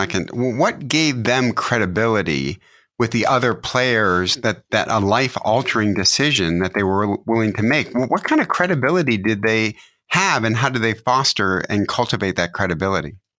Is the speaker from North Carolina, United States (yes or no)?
no; Detroit, Michigan, United States; my hometown, Detroit, Michigan.